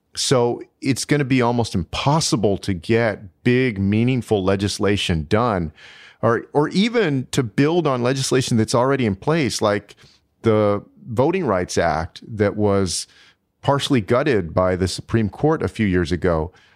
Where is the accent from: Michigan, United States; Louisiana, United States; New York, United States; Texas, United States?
Texas, United States; Texas, my home state